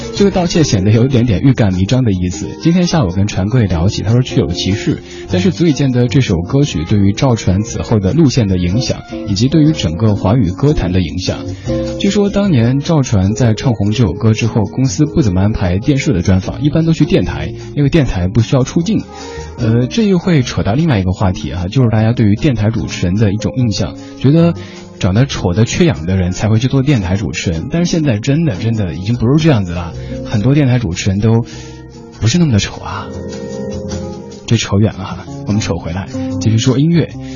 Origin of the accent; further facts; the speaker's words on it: Chengdu, Sichuan, China; 我成都人